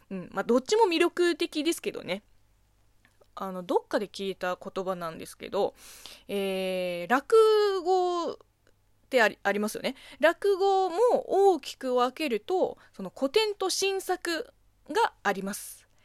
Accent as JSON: {"language": "Japanese", "country": "China", "tie": "born or raised there", "second_language": "Japanese", "said": "この番組は中国生まれ中国育ちの私、むいむいがあなたの質問に答えていく"}